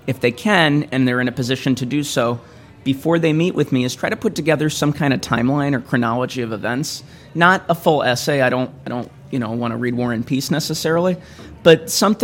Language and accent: English; Glenview, Illinois, United States; I'm from Glenview, so Glenbrook South High School